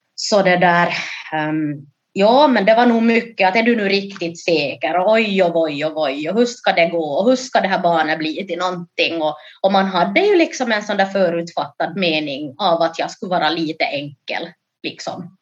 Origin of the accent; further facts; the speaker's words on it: Jakobstad, Ostrobothnia, Finland; also born or lived in Ethiopia; Jag är alltså då från Jakobstad